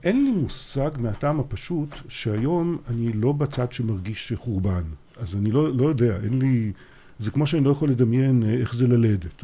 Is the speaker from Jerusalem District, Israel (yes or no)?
no; Haifa, Haifa District, Israel; born or raised there